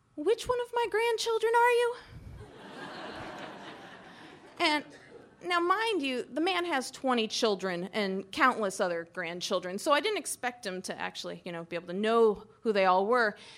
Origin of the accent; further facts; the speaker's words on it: Daytona Beach, Florida, United States; moved away as an adult; also born or lived in Galena, Alaska; now in Alaska, United States; I was from Daytona Beach, Florida